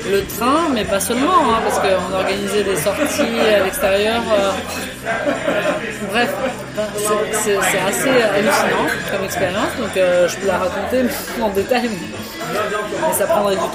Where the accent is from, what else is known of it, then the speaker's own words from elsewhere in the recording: France; moved away as an adult; now in Russia; moi je suis russe à la base, je suis née ici. mais par contre, à 6 ans, je suis partie de Russie et j'ai vécu en France.